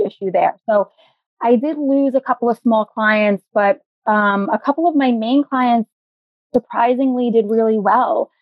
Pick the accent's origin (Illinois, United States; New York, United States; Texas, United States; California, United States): New York, United States; New York City; I am a native New Yorker, born and raised in the Bronx, still living here